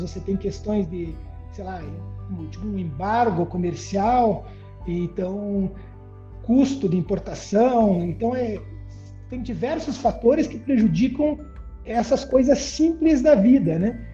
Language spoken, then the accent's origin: Portuguese; Brazil